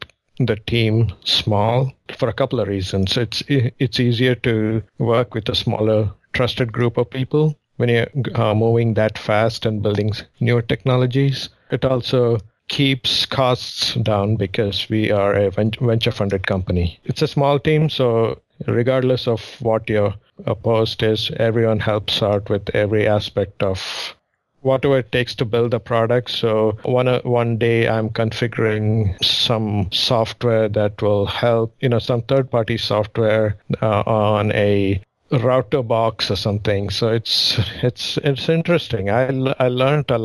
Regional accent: Mumbai, Maharashtra, India; also born or lived in southern India; now in United States; my hometown, I guess, would be Mumbai. I was born in the southern part of India, but I grew up in Mumbai

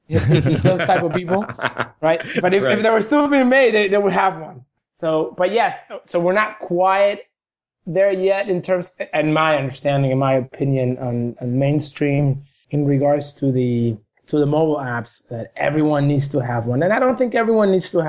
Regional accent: Argentina; moved away; I was a little kid in Argentina. I'm from Argentina

